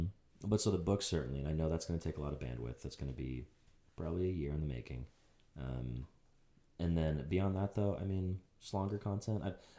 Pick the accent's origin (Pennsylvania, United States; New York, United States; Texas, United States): Pennsylvania, United States; Pittsburgh; also born or lived in Huntington Beach; So I come from Pittsburgh, as we said.